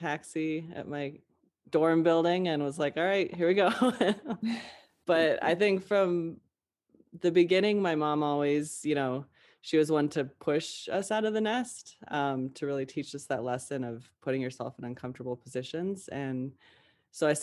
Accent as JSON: {"language": "English", "region": "Western Montana", "country": "United States", "tie": "born or raised there", "said": "I grew up in Western Montana, in the woods, in the mountains."}